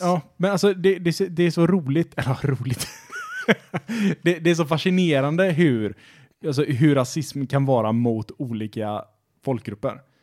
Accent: Sweden; svenskar är nationalister för att vi tycker att vi alltid är bäst på allting

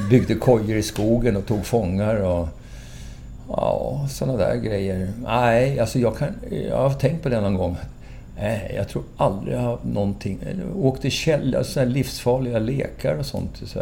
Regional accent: Valdemarsvik, Östergötland, Sweden; moved away; also born or lived in Lidingö; Östgöte, gudskelov. jag är från Valdemarsvik

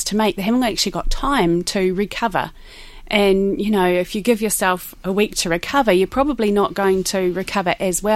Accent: New Zealand; moved away as an adult; now in Ireland; I am from New Zealand

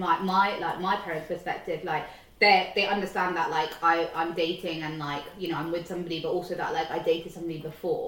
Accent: United Kingdom; we live here, we're born and raised here. The British culture is a part of us just as much as our Indian culture

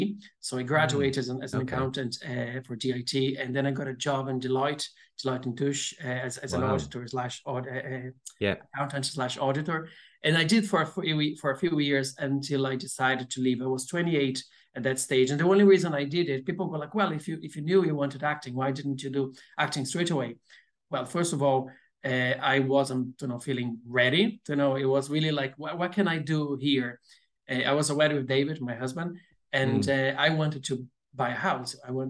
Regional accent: Brazil; accent: Brazilian; English is a second language; I still have a very strong accent, but people say like my accent is a bit more neutral than a Brazilian, you know.

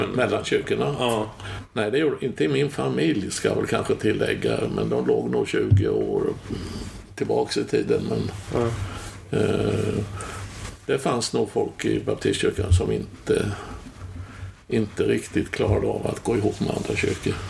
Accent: Tranås, Jönköping County, Sweden; moved away as an adult; also born or lived in Stockholm; jag flyttade ju från Tranås då, så jag var inte här på 70-talet

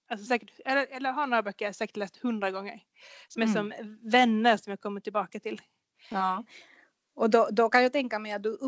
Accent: Skåne, Sweden; now in Linköping, Sweden; jag har bott i Linköping i 20 år så det, det är halva mitt liv nu ungefär. jag har bott här. Eh, jag kommer från Skåne från början och folk brukar tro att jag kommer från Småland

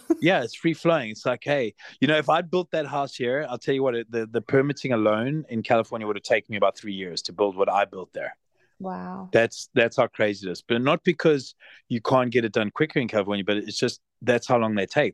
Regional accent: Zimbabwe; also born or lived in South Africa; now in Los Angeles, United States; I was from Zimbabwe

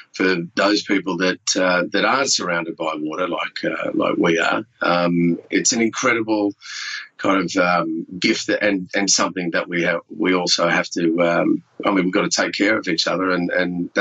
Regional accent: Sydney, New South Wales, Australia; also born or lived in Perth; now in Melbourne, Australia; I grew up in French's Forest over there on the Northern Beaches

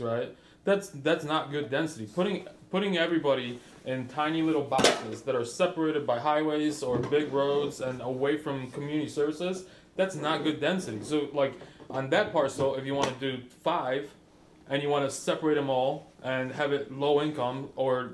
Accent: Chicago, Illinois, United States; now in Nolensville, United States; I'm from Chicago

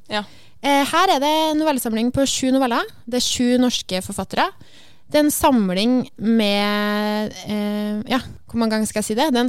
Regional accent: Trøndelag, Norway; Jeg føler at Det bare, det er kanskje fordi jeg er trønder, da.

